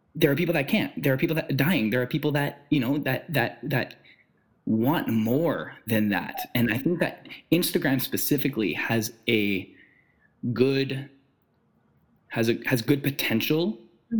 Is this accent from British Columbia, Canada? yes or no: no; Ottawa, Ontario, Canada; We're both from Ottawa.